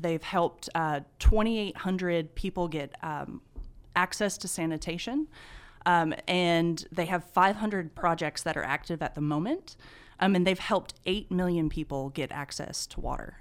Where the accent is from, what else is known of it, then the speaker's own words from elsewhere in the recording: Eufaula, Alabama, United States; moved away as an adult; now in Carrollton, United States; I'm originally from Eufaula, Alabama